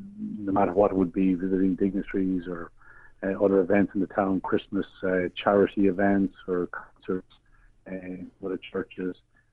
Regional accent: Athlone, Westmeath, Ireland; a child growing up in Athlone

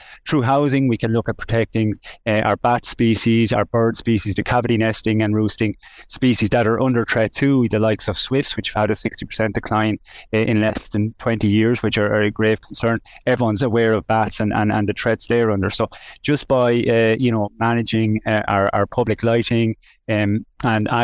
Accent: Mountmellick, Laois, Ireland; I'm from Mount Mellick. I spent my childhood on the bog

